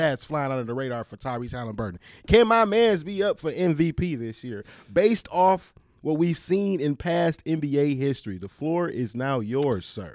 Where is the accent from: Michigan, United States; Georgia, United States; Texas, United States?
Michigan, United States; I come from the murder mitten, baby. I come from Michigan